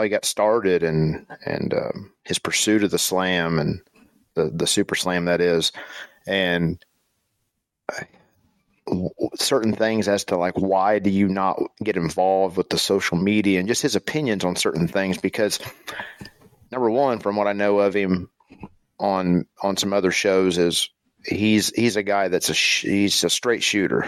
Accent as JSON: {"language": "English", "region": "southern Indiana", "country": "United States", "said": "I'm from Indiana, the southern part of Indiana"}